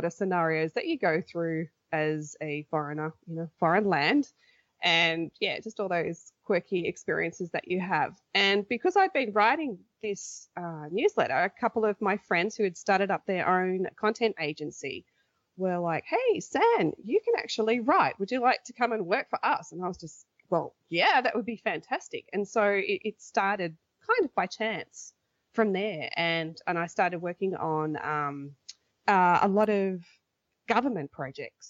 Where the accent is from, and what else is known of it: Australia; moved away as an adult; now in Korea